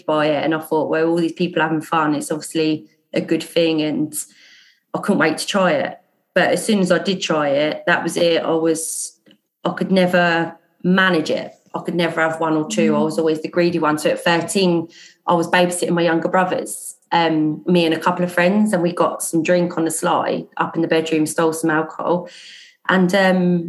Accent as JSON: {"language": "English", "town": "Portsmouth", "region": "South East England", "country": "United Kingdom", "tie": "born or raised there", "said": "I'm from Portsmouth. I was born here, grew up here."}